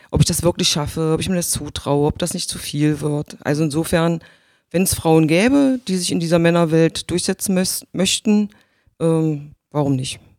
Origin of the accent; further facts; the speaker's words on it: Magdeburg, Saxony-Anhalt, Germany; also born or lived in Gardelegen; Nein, ich bin in der Altmark in Gardelingen geboren. Ja. Mm, das hört man nicht mehr. Also ich spreche, glaube ich, nicht mehr so wirklich deutlich klar wie die Altmerker. Bin aber 1970 schon nach Magdeburg gekommen.